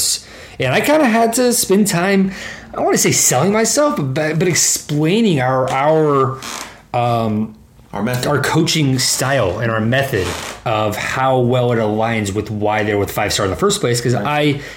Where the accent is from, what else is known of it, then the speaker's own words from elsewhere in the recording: Dallas, Texas, United States; also born or lived in Arizona; I'm born and raised in Dallas